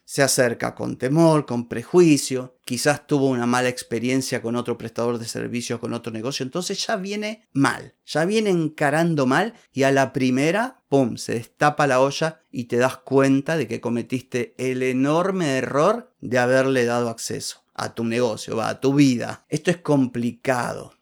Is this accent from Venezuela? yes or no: no; Argentina; Acá en Argentina